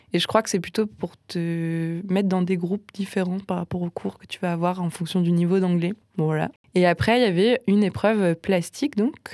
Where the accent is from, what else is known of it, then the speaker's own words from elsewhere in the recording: Nancy, Grand Est, France; moved away as an adult; now in Strasbourg, France; j'ai grandi à Nancy